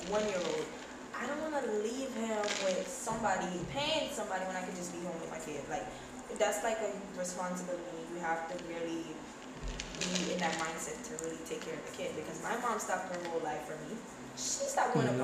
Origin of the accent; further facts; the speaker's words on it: Jamaica; also born or lived in Bronx, New York; now in New York, United States; I'm originally from Jamaica